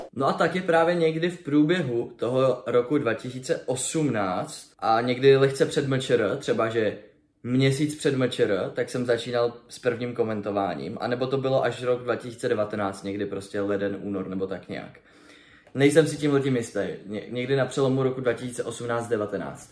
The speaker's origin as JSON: {"language": "Czech", "town": "Brno", "region": "South Moravian Region", "country": "Czechia", "said": "Jsem z Brna, takže jsem měl výstaviště relativně poblíž"}